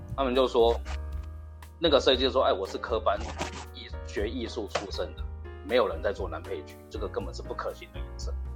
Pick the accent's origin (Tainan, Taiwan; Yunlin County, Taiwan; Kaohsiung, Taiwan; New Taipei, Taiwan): Tainan, Taiwan; 我是平地人，我台南人啊